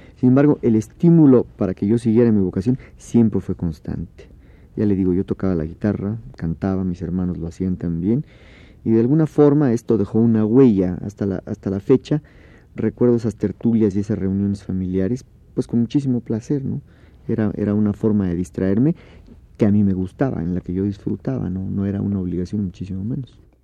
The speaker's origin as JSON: {"language": "Spanish", "region": "Oaxaca", "country": "Mexico", "tie": "born or raised there", "said": "Yo crecí en Oaxaca"}